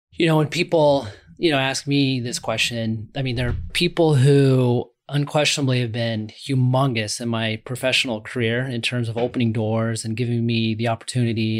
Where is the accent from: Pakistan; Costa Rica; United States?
United States; Omaha, Nebraska; I'm from Omaha, Nebraska